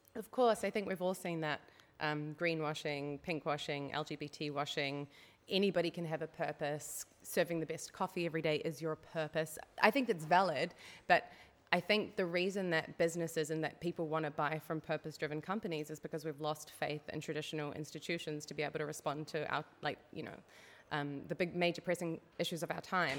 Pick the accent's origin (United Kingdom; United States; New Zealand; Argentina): New Zealand; moved away as an adult; now in Netherlands; I'm a Kiwi. That's where the twang in my accent comes from.